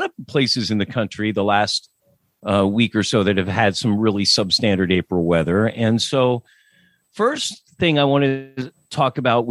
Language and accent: English; Lancaster, Pennsylvania, United States; I grew up in Lancaster, and that's where Lois lives, in Lancaster, Pennsylvania.